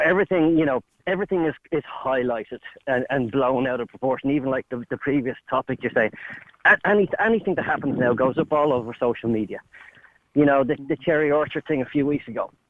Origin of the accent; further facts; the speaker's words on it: Dublin, Leinster, Ireland; I grew up in Raheny